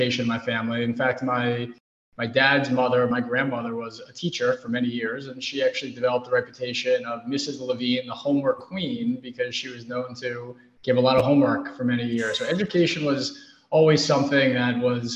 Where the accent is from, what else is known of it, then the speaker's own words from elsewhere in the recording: New York City, New York, United States; growing up in New York City